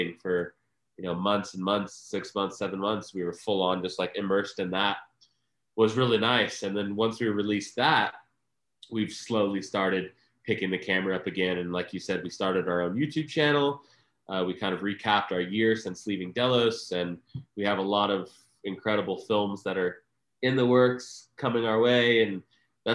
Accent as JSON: {"language": "English", "region": "Florida", "country": "United States", "tie": "born or raised there", "also_born_or_lived": "Flagstaff, Arizona / Tahoe", "moved": "as an adult", "said": "I grew up in Florida from the time I was nine"}